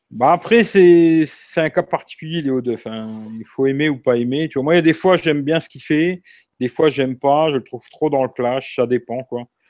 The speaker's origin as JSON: {"language": "French", "town": "Marseille", "region": "Provence-Alpes-Côte d'Azur", "country": "France", "said": "je suis Marseillais"}